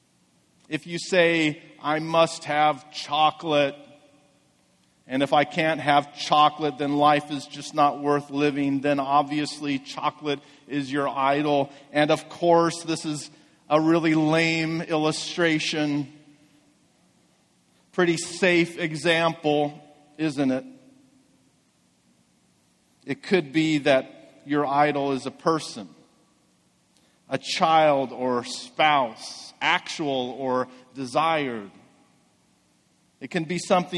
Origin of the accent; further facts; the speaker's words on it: Medford, United States; I grew up here in Medford